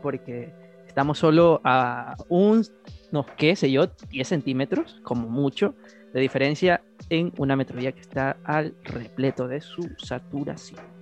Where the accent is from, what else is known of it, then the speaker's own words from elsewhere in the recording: Guayaquil, Guayas, Ecuador; Somos de Ecuador, de Guayaquil